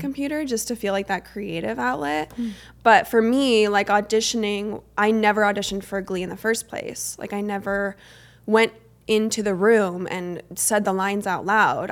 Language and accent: English; Arizona, United States; I grew up in Arizona